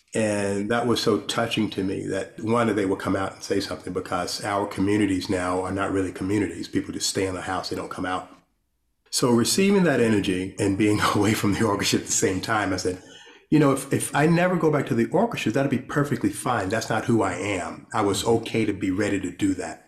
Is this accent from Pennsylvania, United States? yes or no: no; Rustburg, Virginia, United States; I grew up in Rustburg, Virginia.